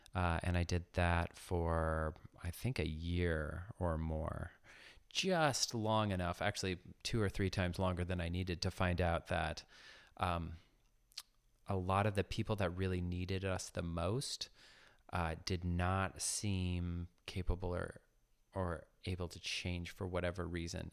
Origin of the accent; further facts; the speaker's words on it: Ames, Iowa, United States; I was born in Ames, Iowa, just north of Des Moines